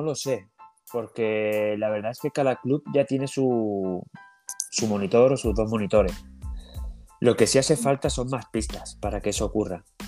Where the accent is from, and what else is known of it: Chiclana de la Frontera, Andalusia, Spain; also born or lived in Frankfurt, Germany; now in Germany